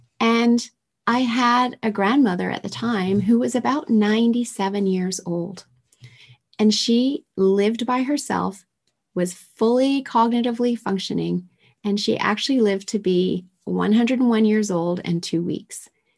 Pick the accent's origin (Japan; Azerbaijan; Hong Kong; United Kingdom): Japan; Tokyo; And I was raised in Tokyo in the 70s with toxins spewing out of manufacturing plants all over the city that I was exposed to.